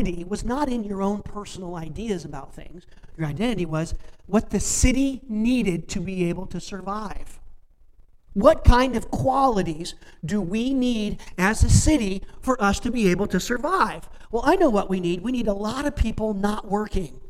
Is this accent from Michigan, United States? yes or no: no; Warren, Indiana, United States; moved away as an adult; now in Sebewaing, United States; I grew up in Warren, Indiana